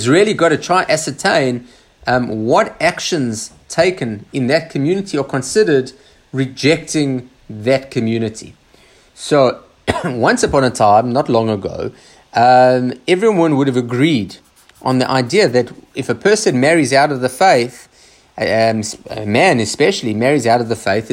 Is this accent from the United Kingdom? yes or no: no; Australia; us traditional Jews in Australia